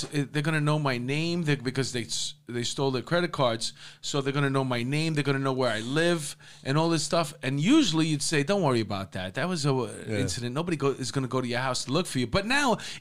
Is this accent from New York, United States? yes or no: yes; New York City, New York, United States; I grew up in Astoria